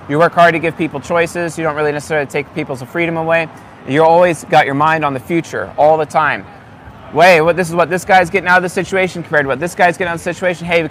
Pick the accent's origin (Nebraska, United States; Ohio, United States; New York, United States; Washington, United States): Washington, United States; San Juan Islands; now in Coeur d'Alene, United States; I'm from the San Juan Islands.